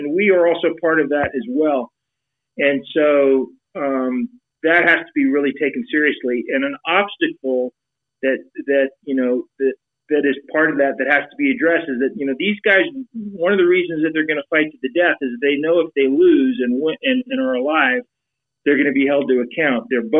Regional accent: United States; we should be concerned as American citizens

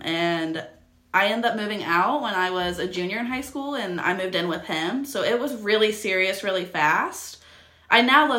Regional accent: Ohio, United States; also born or lived in Georgia; now in Miamisburg, United States; So, in 2018, the very beginning, like, I want to say March 1st of 2018, I moved back to Ohio from Georgia.

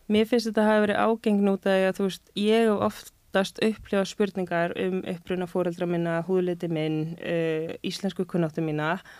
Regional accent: Reykjavík, Capital Region, Iceland; ég sé úr breyðolti

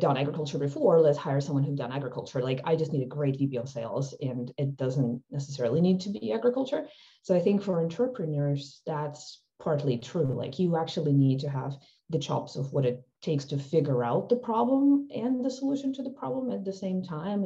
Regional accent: Ukraine; moved away; I guess I grew up in Ukraine

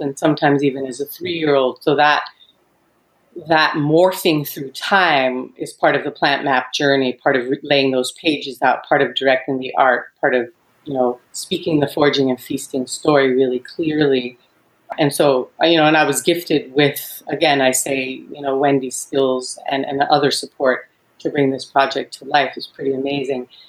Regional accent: New York City, New York, United States; I was raised in New York City

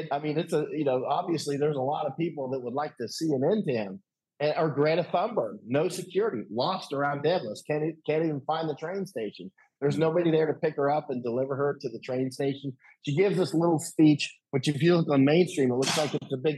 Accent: United States; I'm American

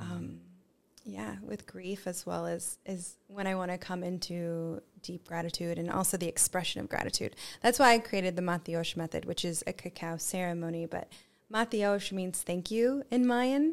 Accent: United States; I'm American as well.

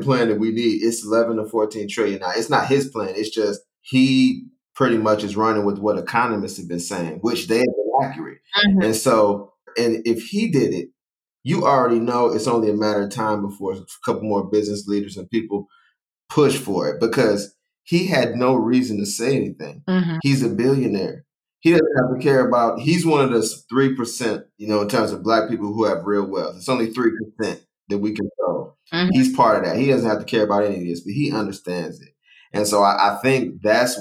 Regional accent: Ohio, United States; moved away; also born or lived in the South; I'm from Ohio. Okay. I'm not from the South.

